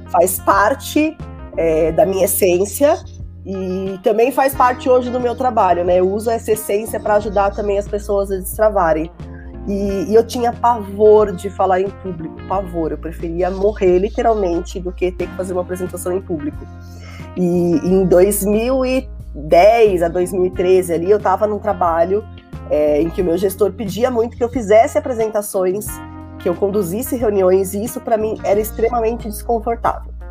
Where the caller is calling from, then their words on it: São Paulo, Brazil; eu falo aqui de São Paulo, da Zona Sul, capital, e eu sou mentora e treinadora de comunicação.